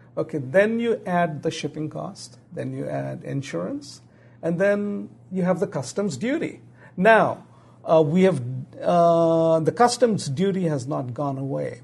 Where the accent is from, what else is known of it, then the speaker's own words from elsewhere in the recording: Pakistan; also born or lived in Bangladesh / England; now in United States; I was born in Pakistan.